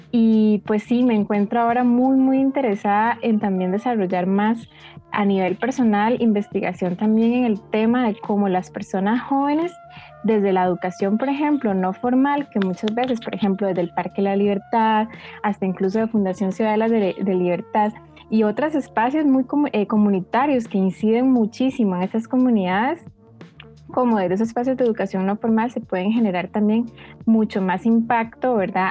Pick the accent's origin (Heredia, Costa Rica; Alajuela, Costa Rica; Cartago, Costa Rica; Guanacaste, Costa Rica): Heredia, Costa Rica; soy de Heredia